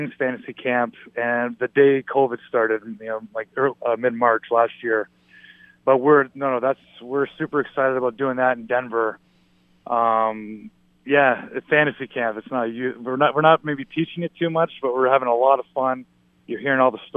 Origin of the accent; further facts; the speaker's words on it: Toronto, Ontario, Canada; growing up in Toronto